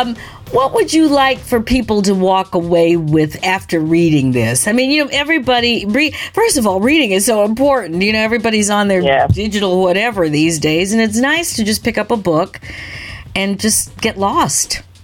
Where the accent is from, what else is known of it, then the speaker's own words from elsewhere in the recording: Michigan, United States; also born or lived in Ontario; The whole idea of being in Buffalo, you know, where we've been many times, because I grew up in Michigan, and in Ontario.